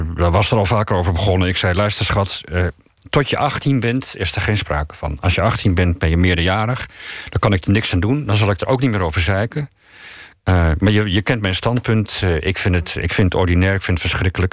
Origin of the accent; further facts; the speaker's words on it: Netherlands; Als ik naar een ander land ga, voel ik me Nederlandser dan ik, dan ik me ooit gevoeld heb